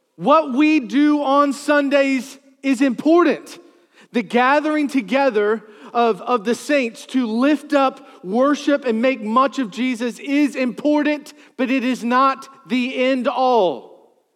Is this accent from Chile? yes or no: no; Charles City, Virginia, United States; I grew up in Charles City, New Kent.